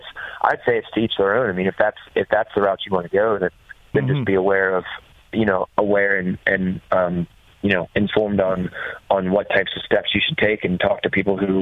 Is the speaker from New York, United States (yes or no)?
no; Maryland, United States; Bud's Creek's in my home state